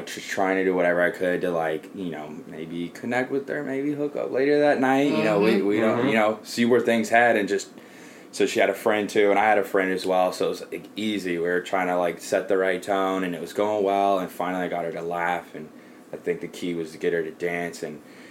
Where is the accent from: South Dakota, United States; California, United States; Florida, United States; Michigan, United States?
California, United States; Ojai; moved away; I'm from Ojai. It's a small town